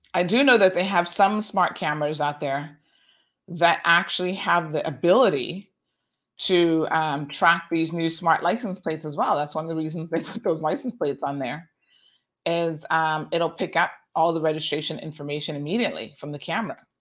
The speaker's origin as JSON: {"language": "English", "town": "Tampa", "region": "Florida", "country": "United States", "tie": "born or raised there", "said": "my aunt that I grew up with in Tampa"}